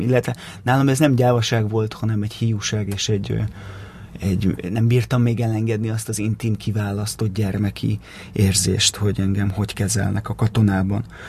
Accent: Pilisborosjenő, Pest, Hungary; Pilisborosenő nőttem fel

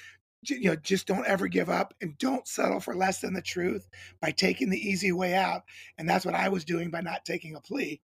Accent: Cincinnati, Ohio, United States; I grew up in Cincinnati, Ohio

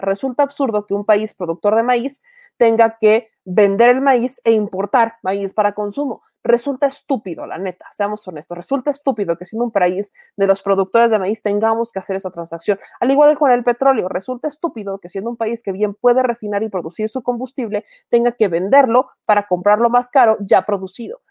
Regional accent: Puebla, Mexico; siendo poblana

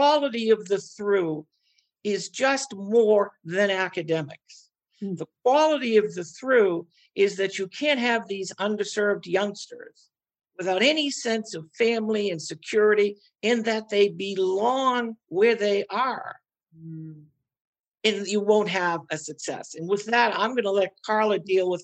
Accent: Boston, Massachusetts, United States; I'm from Boston.

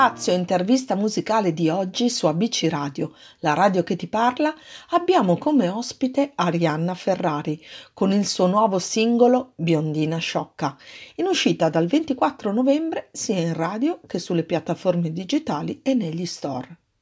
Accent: Milan, Lombardy, Italy; now in near Treviso, Italy; io sono proprio milanese

